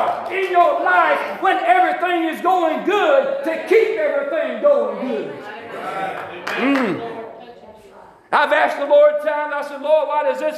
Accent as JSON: {"language": "English", "region": "Alabama", "country": "United States", "tie": "born or raised there", "said": "I grew up in Alabama"}